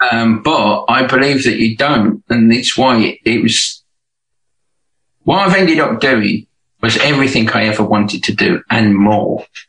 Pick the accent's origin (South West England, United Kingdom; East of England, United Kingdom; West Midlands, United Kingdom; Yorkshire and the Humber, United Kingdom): West Midlands, United Kingdom; Birmingham; now in Hove, United Kingdom; I'm from Birmingham, but not Alabama.